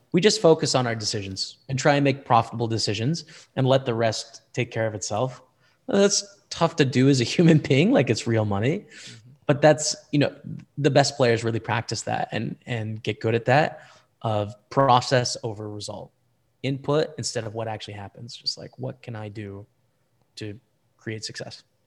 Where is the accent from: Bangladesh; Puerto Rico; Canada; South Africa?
Canada; as a Canadian